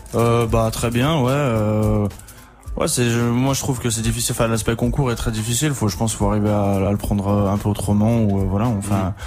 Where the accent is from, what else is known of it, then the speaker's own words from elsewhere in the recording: Saint-Étienne, Auvergne-Rhône-Alpes, France; moved away; je viens de Saint-Etienne